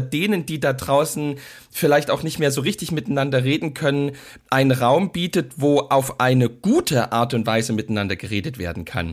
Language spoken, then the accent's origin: German; East Germany, Germany; ich als Ostdeutscher